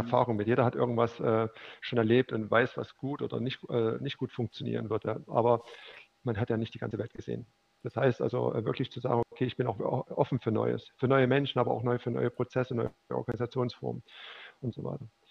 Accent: Leipzig, Saxony, Germany; dann bin ich wieder zurück nach Leipzig gekommen, weil ich bin Leipziger

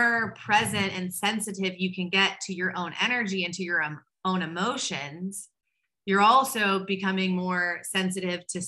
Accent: Waco, Texas, United States; I'm from Waco, Texas, which is a really conservative Southern Baptist town

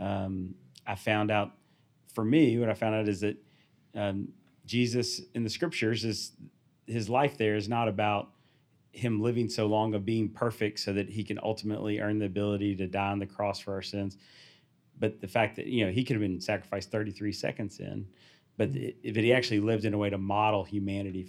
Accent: the South, United States; I was born in the South.

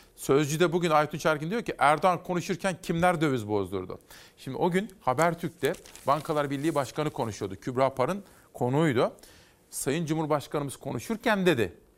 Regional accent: Kütahya, Turkey; ben Kütahyalıyım. Bizim memleket AK Partilidir

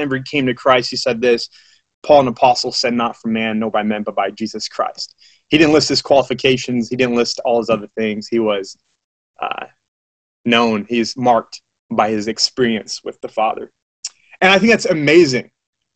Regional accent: West Plains, Missouri, United States; I'm from West Plains, Missouri

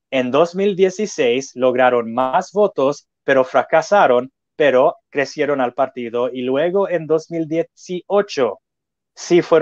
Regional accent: Mexico; now in California, United States; allá en ah, ah, Florida son cubanoamericanos y puertorriqueños, pero acá en California la mayoría somos mexicanos.

